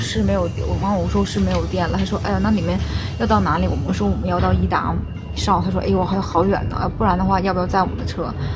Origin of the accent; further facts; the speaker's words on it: Northeast China, China; 我们东北人都很热情的